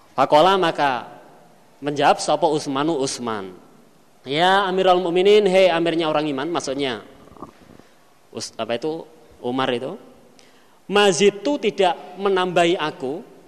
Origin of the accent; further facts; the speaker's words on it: Kediri, East Java, Indonesia; saya lahir di Pondok